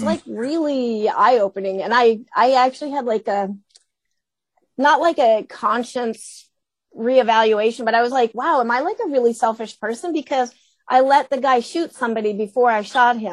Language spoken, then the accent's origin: English; United States; we're American